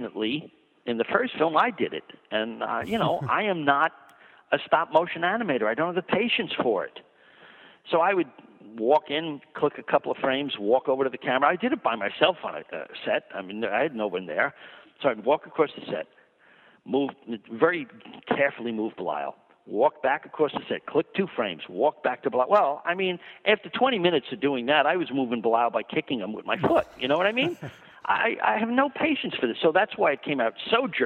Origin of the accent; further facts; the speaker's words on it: Long Island, New York, United States; I grew up on 42nd Street as much as I grew up on Long Island.